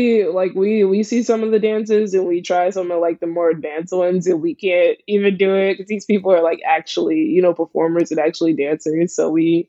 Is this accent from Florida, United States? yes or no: no; Philadelphia, Pennsylvania, United States; I'm from Philly. From Philly. Born and raised.